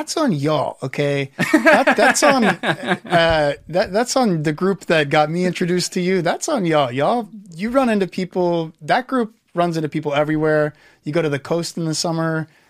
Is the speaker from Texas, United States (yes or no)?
yes; Houston, Texas, United States; Houston. Right. So the big industrial, kind of uglier one of our four cities, but hey.